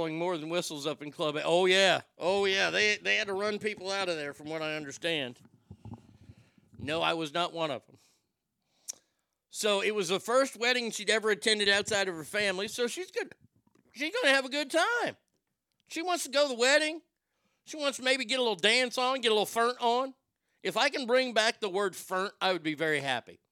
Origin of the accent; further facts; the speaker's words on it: Garland, Texas, United States; I'm from Garland, and we didn't really have a lot of gay people at our school